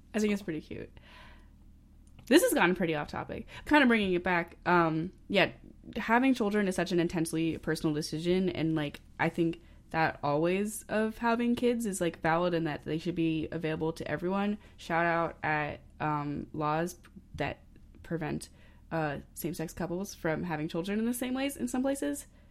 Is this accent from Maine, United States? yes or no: yes; Maine, United States; I'm from Maine